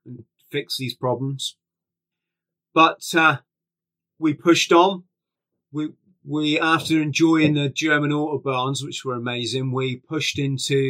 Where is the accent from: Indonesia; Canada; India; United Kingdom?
United Kingdom; England; We're English.